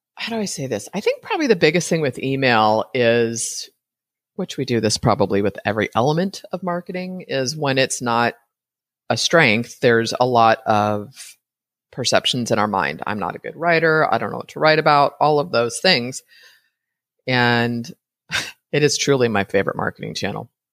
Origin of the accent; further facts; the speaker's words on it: Brentwood, California, United States; moved away as an adult; now in Costa Rica; I grew up in the Bay Area